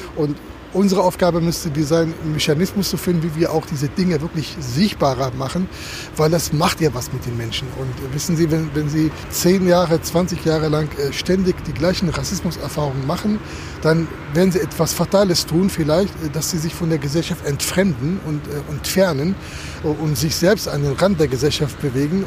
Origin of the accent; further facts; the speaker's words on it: Germany; wir, glaube ich, als Deutsche